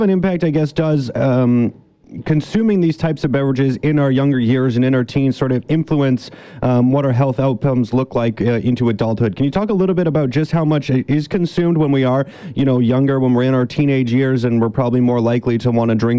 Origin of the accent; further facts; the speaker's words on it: British Columbia, Canada; we as British Columbians